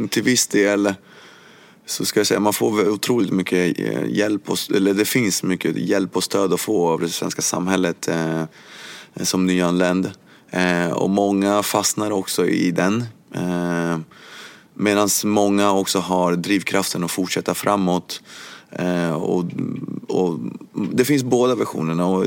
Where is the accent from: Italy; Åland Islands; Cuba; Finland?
Cuba; now in Sweden; Ja, jag kommer från Kuba. Och jag hade alltid känt mig som eh, kuban. Eh, men att jag bodde i Sverige